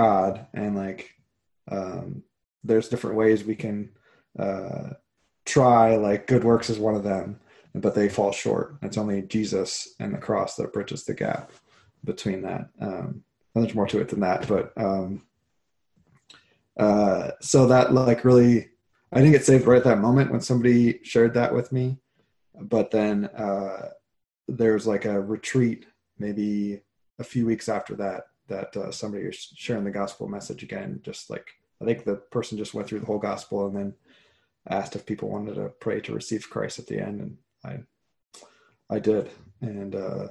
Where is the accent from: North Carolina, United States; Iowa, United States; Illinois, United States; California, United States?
Iowa, United States; moved away as an adult; I grew up in Iowa. That's until I moved out here in 2007